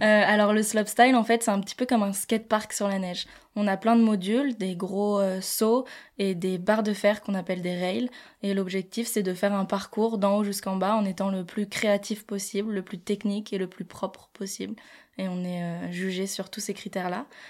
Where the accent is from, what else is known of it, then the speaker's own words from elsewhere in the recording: La Plagne, Auvergne-Rhône-Alpes, France; j'ai grandi à La Plagne.